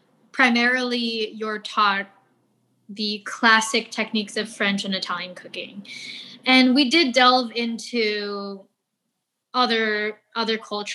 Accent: Philippines; the fact that I'm doing Filipino food and I am Filipino

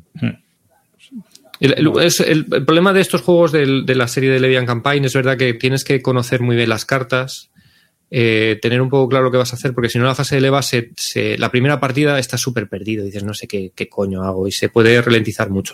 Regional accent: Medinaceli, Castile and León, Spain; Medinaceli, que es mi pueblo

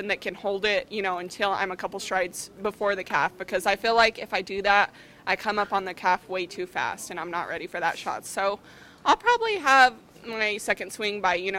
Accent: Hope, New Mexico, United States; moved away; also born or lived in Artesia, New Mexico; Well, I grew up in Artesia, well, actually Hope, New Mexico. It's just a little town in southeast New Mexico.

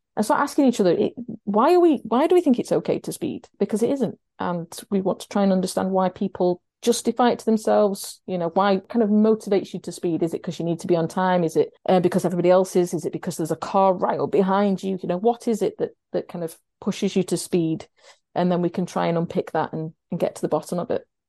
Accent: Sheffield, Yorkshire and the Humber, United Kingdom; I live in Sheffield and I'm from Sheffield

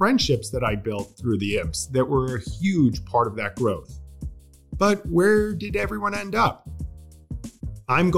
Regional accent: Long Island, New York, United States; accent: Long Island; moved away; also born or lived in Virginia; I thought I was going to soften my Long Island accent

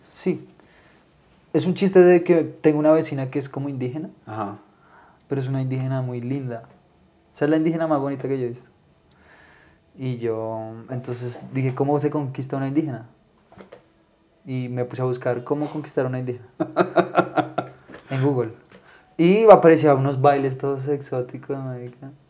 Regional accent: Barquisimeto, Lara, Venezuela; No, es que yo soy de Barquisimeto.

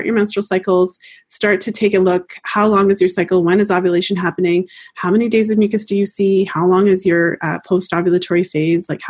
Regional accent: Canada; I'm Canadian, so I say fertile

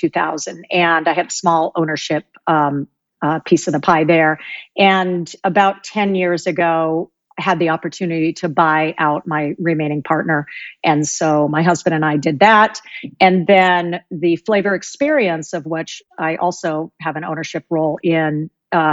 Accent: California, Oregon, West Coast, United States; now in East Coast, United States; I grew up on the West Coast and California, Oregon

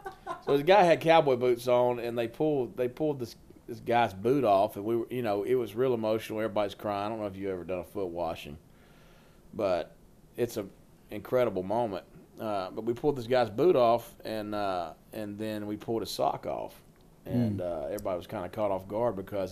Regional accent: Alabama, United States; I was born and raised in Alabama. I told you that. And, grew up in church. I actually grew up Church of God.

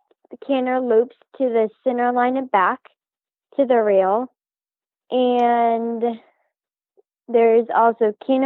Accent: Palmyra, Nebraska, United States; I am from Palmyra, Nebraska.

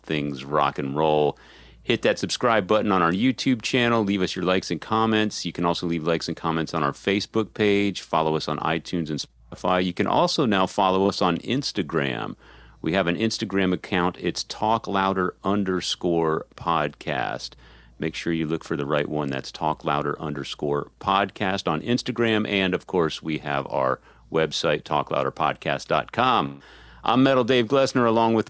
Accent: San Antonio, Texas, United States; moved away as an adult; now in Austin, United States; I grew up before that in the San Antonio metal scene

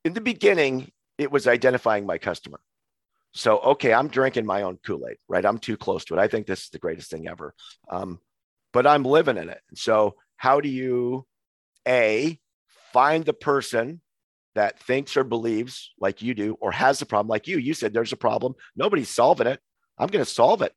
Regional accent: Montana, United States; moved away as an adult; also born or lived in Hawaii / Missoula, Montana; we moved home from Hawaii to Montana, where I'm actually natively from

